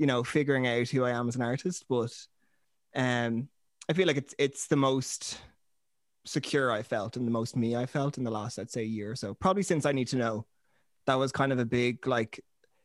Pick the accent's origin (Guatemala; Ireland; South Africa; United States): Ireland; Dublin, Leinster; I'm from Dublin